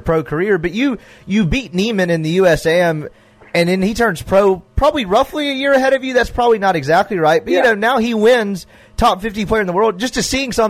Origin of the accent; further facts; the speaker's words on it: Jackson, Mississippi, United States; I grew up in Jackson